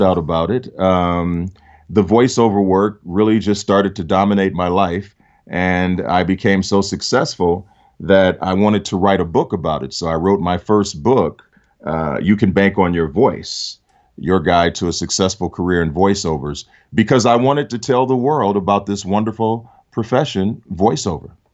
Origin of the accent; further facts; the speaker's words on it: Detroit, Michigan, United States; I grew up in Detroit.